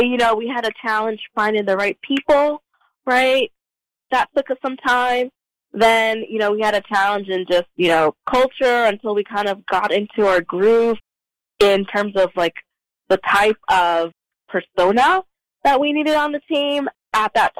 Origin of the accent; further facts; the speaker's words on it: New York City, New York, United States; now in Georgia, United States; I grew up in New York City